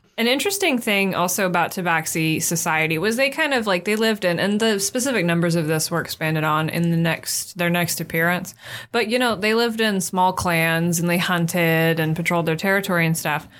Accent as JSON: {"language": "English", "country": "United States", "said": "We're American"}